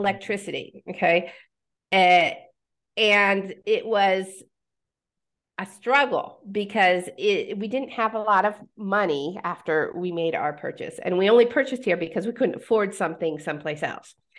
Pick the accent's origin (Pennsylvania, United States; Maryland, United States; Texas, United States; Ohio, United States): Pennsylvania, United States; moved away as an adult; also born or lived in Nebraska; now in Mexico; I was born in Pennsylvania